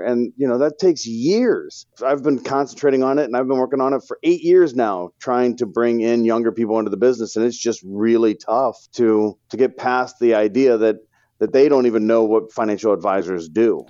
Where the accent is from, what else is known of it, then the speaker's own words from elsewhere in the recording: St. Louis, Missouri, United States; born and raised in Saint Louis, Missouri, love the Cardinals